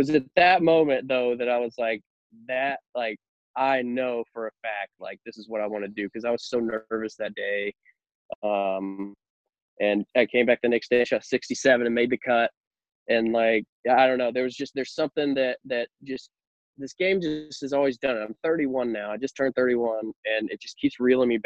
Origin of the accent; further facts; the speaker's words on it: Jackson, Mississippi, United States; I'm from Mississippi, born and raised in Jackson